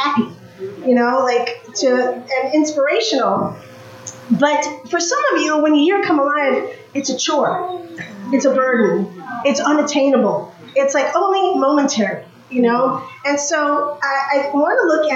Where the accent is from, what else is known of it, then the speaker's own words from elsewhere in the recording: New York, United States; now in Greensboro, United States; I'm originally from New York